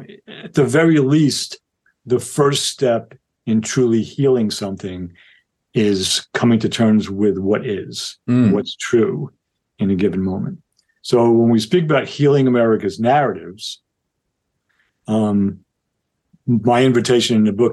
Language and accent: English; Yonkers, New York, United States; I grew up in Yonkers, New York